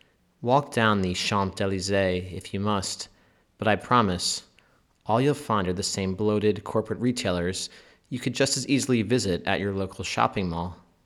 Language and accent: English; United States; Sometimes, it's not so easy being an American.